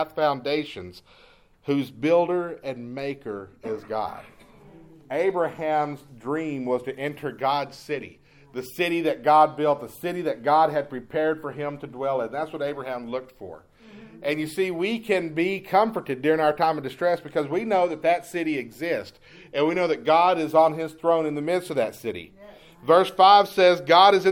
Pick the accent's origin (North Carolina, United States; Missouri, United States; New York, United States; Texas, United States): Texas, United States; East; when I was a kid, growing up in East Texas